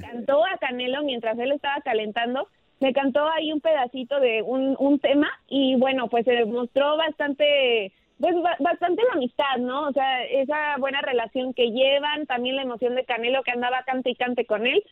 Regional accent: Mexico; como orgullosa mexicana

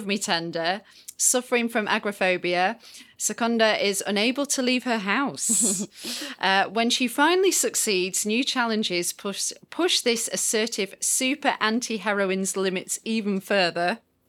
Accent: United Kingdom; Okay. I didn't know that as a Brit, but okay.

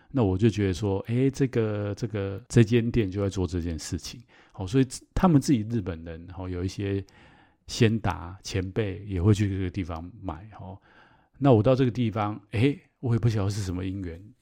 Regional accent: Taiwan; 我自己在台湾长大

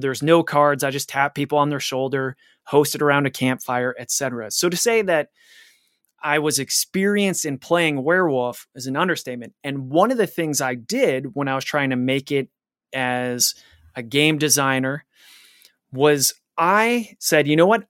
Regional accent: Cleveland, Ohio, United States; my hometown of Cleamli-, Cleveland

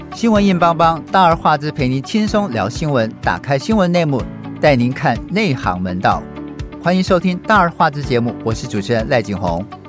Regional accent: Taiwan; 我们台湾人

